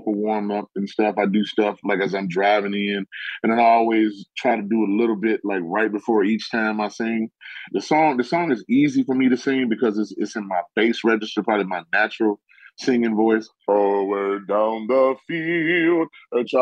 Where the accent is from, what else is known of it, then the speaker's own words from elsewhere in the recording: Detroit, Michigan, United States; I grew up, I'm born and raised in Detroit